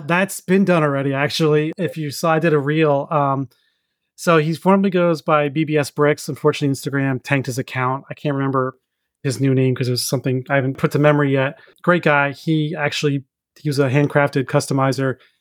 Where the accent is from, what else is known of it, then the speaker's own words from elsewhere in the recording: New York, United States; now in Virginia, United States; growing up in New York